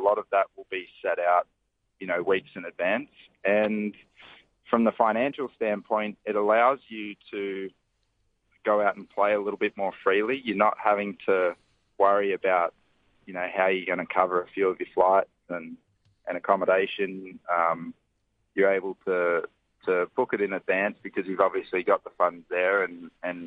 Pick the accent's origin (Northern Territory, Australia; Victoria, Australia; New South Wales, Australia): Northern Territory, Australia; I grew up in the Northern Territory